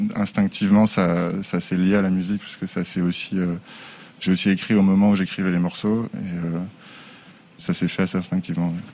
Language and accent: French; Angers, Pays de la Loire, France; now in Les Sables-d'Olonne, France; Je suis né à Angers